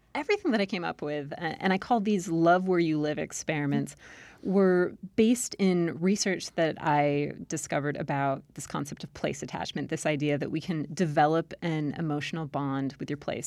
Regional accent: Southern California, United States; accent: Valley Girl; moved away as an adult; also born or lived in Maryland / Utah / Iowa / Texas; now in Virginia, United States; I grew up in Southern California

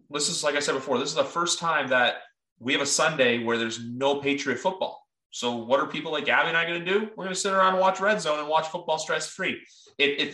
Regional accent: Canada; as a Canadian

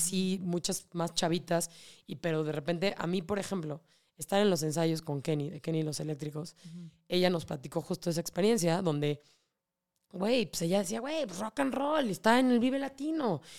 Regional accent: Mexico

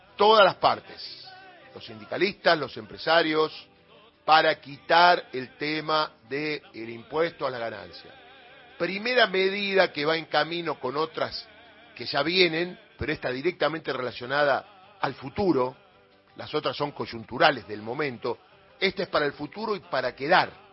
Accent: Argentina; somos todos los argentinos

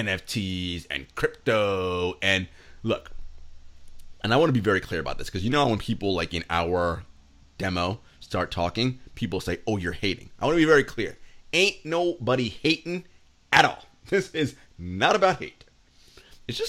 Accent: New York City, New York, United States; I'm a New Yorker, born and raised

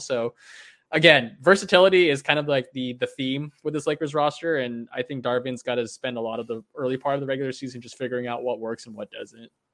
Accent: United States; as an American and as someone that roots for Team U S A in the Olympics

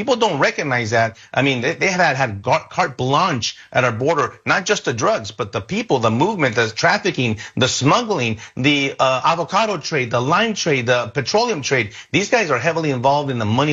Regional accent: El Paso, Texas, United States; I'm from the border. I was born and raised in El Paso

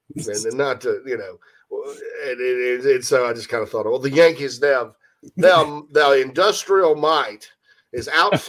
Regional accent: Thailand; I'm from Thailand. Oh, it's all the same thing.

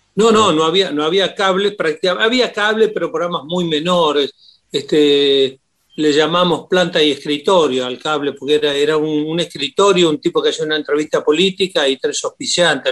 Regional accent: Puerto Deseado, Santa Cruz, Argentina; moved away; yo sé que nací allí

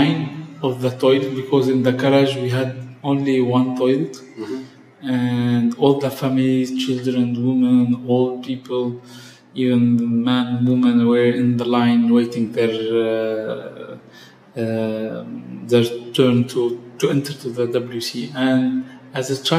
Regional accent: Tripoli, North Governorate, Lebanon; accent: Tripolitan; I have been born in Tripoli. I'm originally from Tripoli. And I spent all my life living and working in Tripoli and surrounding.

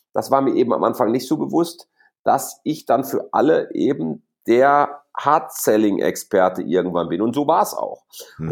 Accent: Gelsenkirchen, North Rhine-Westphalia, Germany; moved away as an adult; also born or lived in Essen / Frankfurt; Wir, wir hier im Ruhrgebiet, ich bin in Essen geboren, mhm. auf Schalke groß geworden

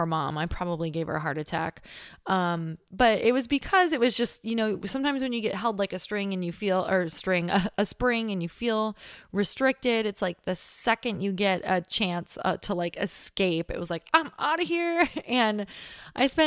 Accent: Upper Peninsula of Michigan, United States; accent: Yooper (Upper Michigan); I grew up in Upper Michigan.

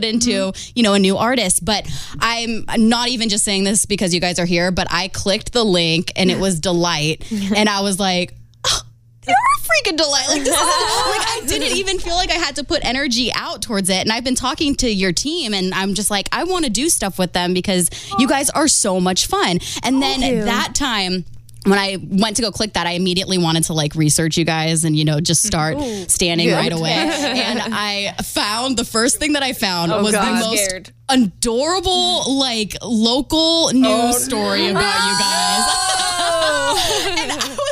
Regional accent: California, United States; I grew up in California

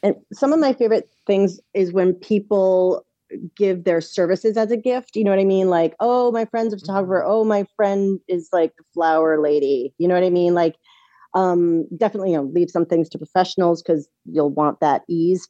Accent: East Coast, United States; now in Los Angeles, United States; we're from the East Coast

